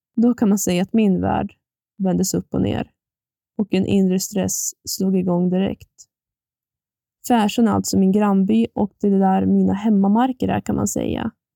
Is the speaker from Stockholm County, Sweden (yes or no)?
no; Ammer, Jämtland, Sweden; Jag kommer från en by som heter Ammer, som ligger i Ragunda kommun. Här har jag vuxit upp och här har jag valt att bo kvar